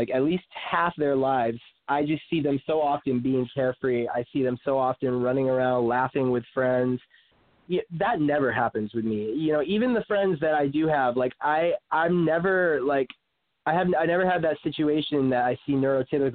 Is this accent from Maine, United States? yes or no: yes; Maine, United States; moved away; also born or lived in South Florida; I come from Maine